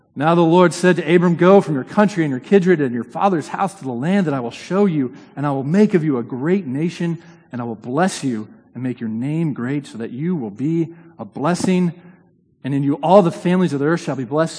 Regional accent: Indiana, United States; now in New Haven, United States; I grew up in Indiana

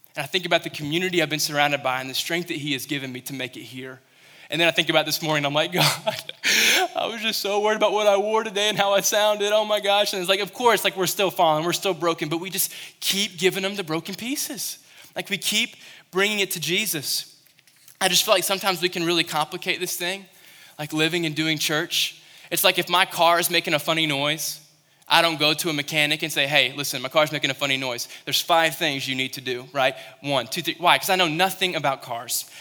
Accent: Western Kentucky, United States; moved away; I was in Western Kentucky, I came from Kentucky

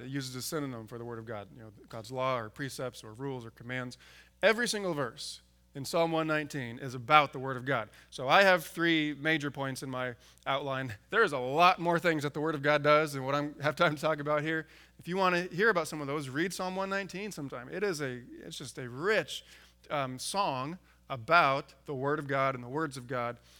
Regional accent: San Diego, California, United States; now in Alaska, United States; I grew up in San Diego

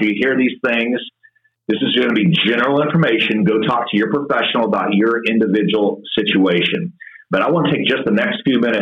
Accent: Kansas City, United States; also born or lived in Manhattan, Kansas / Louisville, Kentucky; I grew up in Kansas City, little Christian church there

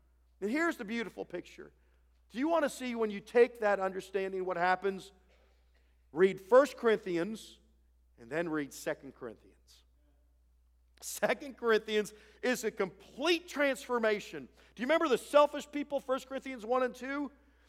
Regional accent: Ohio, United States; moved away as an adult; I grew up in Ohio

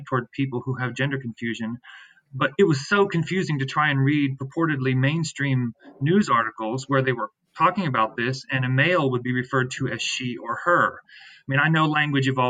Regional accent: Shenandoah Valley, Virginia, United States; moved away as an adult; now in Washington, D.C., United States; I'm originally from the Shenandoah Valley of Virginia, a Mennonite boy from the valley

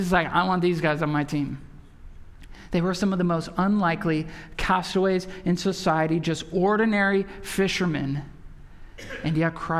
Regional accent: Wisconsin, United States; now in San Antonio, United States; I'm from Wisconsin, so as a Bucks fan

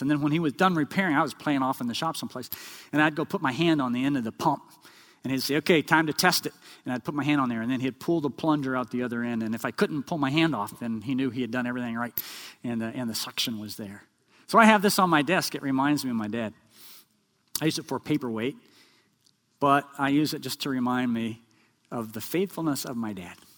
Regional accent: Oklahoma, United States; we grew up in Oklahoma

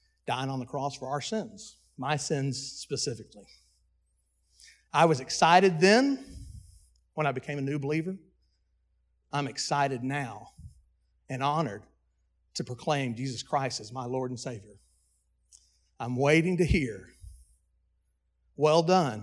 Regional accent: Dallas, Texas, United States; At my birth, I was adopted from Buckner's Adoption Service in Dallas, Texas

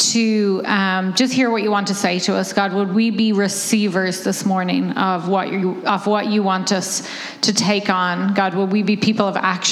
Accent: Ireland; moved away; I'm from Ireland. That's why I talk funny

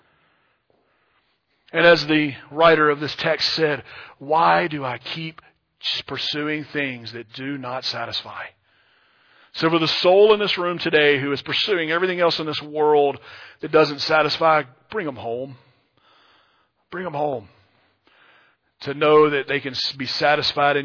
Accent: Louisiana, United States; moved away; I grew up in Louisiana

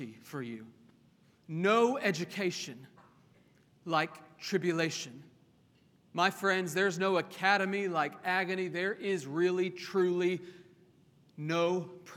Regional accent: Oklahoma, United States; I grew up in Oklahoma

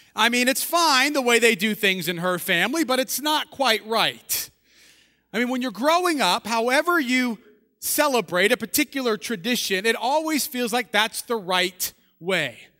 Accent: just outside of New Orleans, Louisiana, United States; I was born just outside of New Orleans

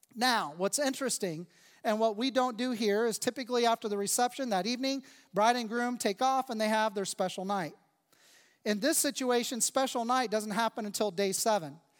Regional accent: United States; I am thankful to be an American. I am grateful to be a citizen of this country. I'm grateful to live here

